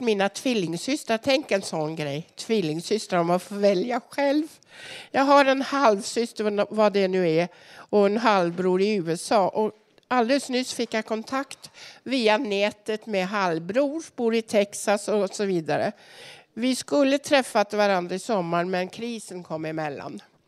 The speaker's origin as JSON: {"language": "Swedish", "country": "Norway", "moved": "yes", "lives_now": "Sweden", "said": "jag är också norsk"}